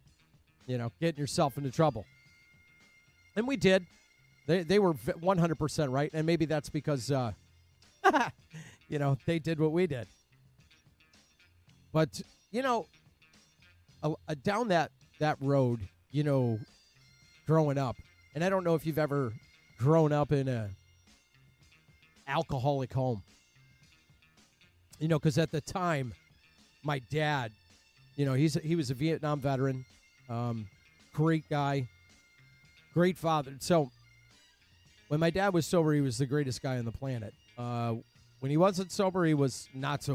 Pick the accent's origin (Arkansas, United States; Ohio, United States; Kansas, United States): Ohio, United States; Cleveland; I grew up in Cleveland, Ohio.